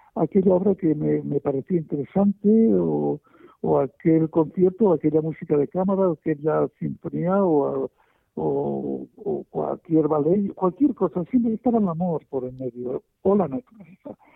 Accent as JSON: {"language": "Spanish", "country": "Spain", "said": "en mi país, en España"}